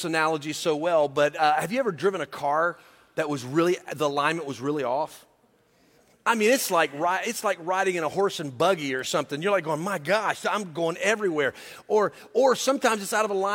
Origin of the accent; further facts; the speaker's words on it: the South, United States; I'm from the South, so that's always my reference point.